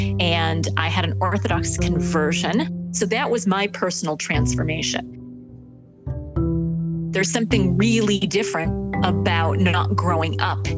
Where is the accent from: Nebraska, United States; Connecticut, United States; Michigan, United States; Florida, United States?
Michigan, United States; East Lansing; moved away as an adult; also born or lived in Israel / Austin, Texas; I was born in East Lansing, Michigan, in a mixed marriage. My dad was Jewish and my mom was not. She was Christian, grew up in a Lutheran home. And by halakha or Jewish law, I wasn't Jewish at all.